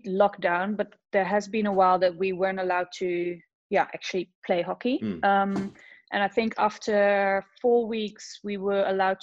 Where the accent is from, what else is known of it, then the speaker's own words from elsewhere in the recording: Zeist, Utrecht, Netherlands; also born or lived in Amsterdam; I'm originally from Zeist, which is a small little town close to Utrecht. So I started a small little club there